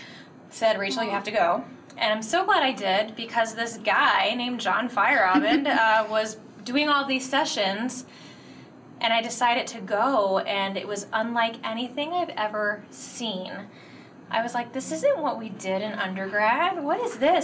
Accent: Virginia, United States; moved away as an adult; now in Michigan, United States; I'm originally from Virginia. That's where I taught uh, for the past 16 years

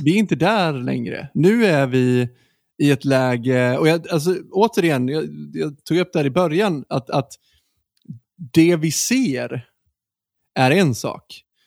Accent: Sweden; vi som svenskar

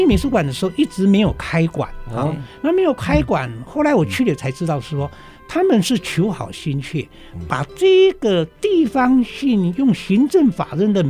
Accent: Hsinchu, Hsinchu County, Taiwan; 我新竹人不知道的，

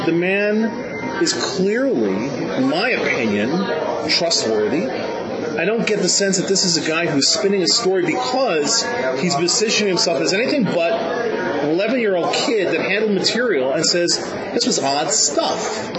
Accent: New York, United States; I'm a New Yorker, native New Yorker. I lived around people who, grew up around people who were bullshit artists.

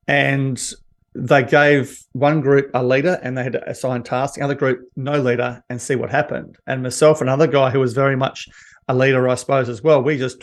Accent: Perth, Western Australia, Australia; I grew up basically in Bassendean in a suburb in WA, in Perth

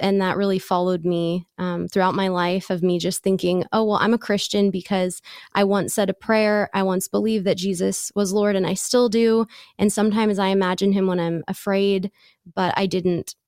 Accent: San Diego, California, United States; I grew up in San Diego

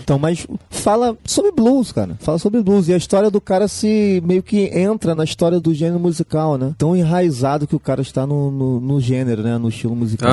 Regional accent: Baixada Fluminense, Rio de Janeiro, Brazil; Eu sou da Baixada Fluminense, um pouco afastado do centro.

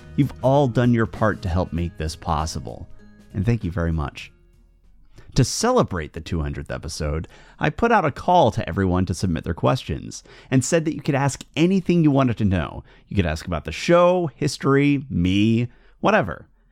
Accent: United Kingdom; now in Portland, United States; I'm not a U S citizen, I'm actually a British citizen

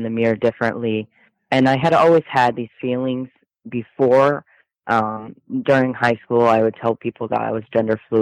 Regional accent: Michigan, United States; also born or lived in Texas; I'm from Michigan. Okay. I moved to Texas last year for about 8 months, and then I came back to Michigan, Indiana area

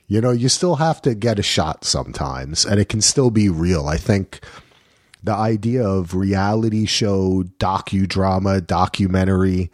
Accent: New Jersey, United States; I'm from Jersey

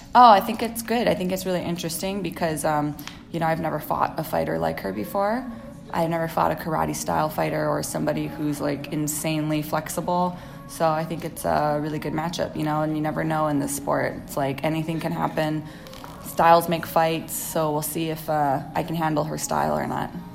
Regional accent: Hawaii, United States; now in California, United States

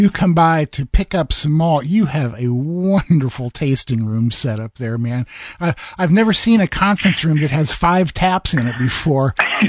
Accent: Iowa, United States; I grew up in the Midwest in Iowa, so I'm familiar with how much work farmers do.

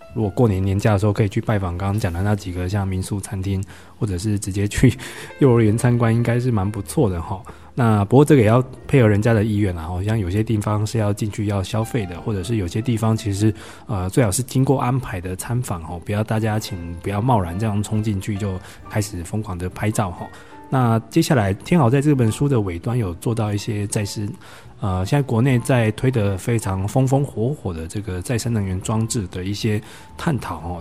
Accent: Taiwan; accent: Taiwanese Mandarin; 我台湾国语念

